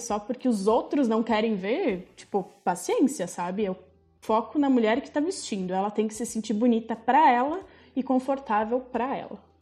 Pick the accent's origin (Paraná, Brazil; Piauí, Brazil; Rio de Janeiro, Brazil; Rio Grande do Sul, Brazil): Rio Grande do Sul, Brazil; Farroupilha; also born or lived in Cerro Largo; Eu nasci em Cerro Largo, que é na região das Missões, no interior, mas eu vim para cá com um ano de idade, então eu sou mais farroupilhense do que qualquer outra coisa